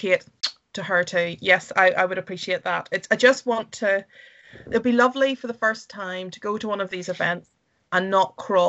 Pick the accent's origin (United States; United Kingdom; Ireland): Ireland; And Scotland is, I would say, and I'm from Ireland, and it is pretty beautiful here.